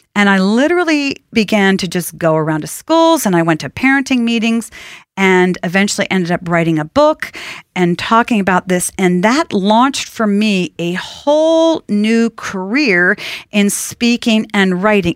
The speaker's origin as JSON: {"language": "English", "area": "outside of Boston", "region": "Massachusetts", "country": "United States", "tie": "born or raised there", "said": "I grew up outside of Boston"}